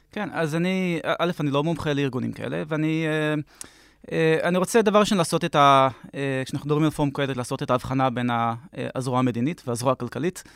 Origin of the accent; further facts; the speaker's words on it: Jerusalem, Jerusalem District, Israel; אנחנו ירושלמים כבר 100 שנה פלוס